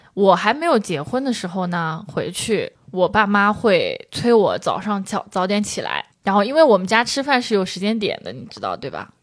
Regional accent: Shangyu, Zhejiang, China; moved away; 我们上瑜伽香话

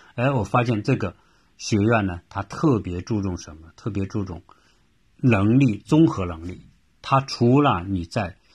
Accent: China; now in United States; 我也看到很多我们来自中国的，因为一一说话我们就知道嘛，你是说我们的这个呃普通话的啊

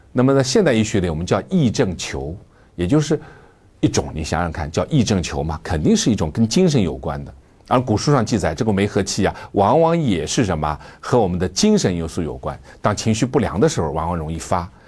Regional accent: China; 作为中国人

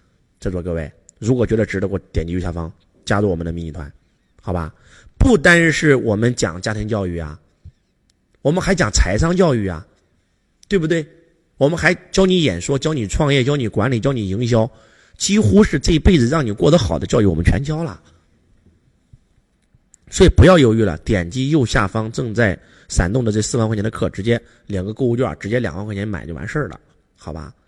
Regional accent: Henan, China; 是河南，河南叫中原，就一个字中，中庸之道，对吧？

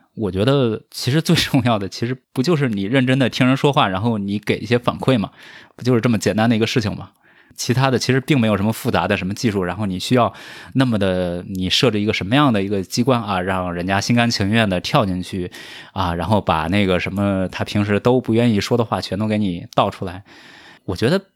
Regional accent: rural southern China, Anhui, China; moved away; 因为我是一个来自于中国南方这个乡村的少年

